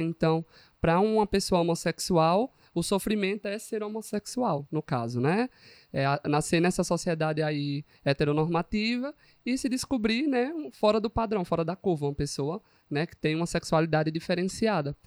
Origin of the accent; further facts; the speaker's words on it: Pernambuco, Brazil; now in Paraíba, Brazil; eu sou de Pernambuco, mulher. Eu sou do interior, vim da roça, entendeu?